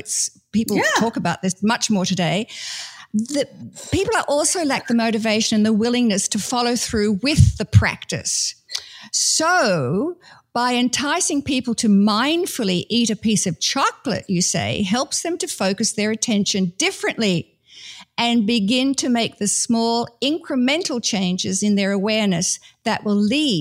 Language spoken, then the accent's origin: English; Australia; I come from Australia, British heritage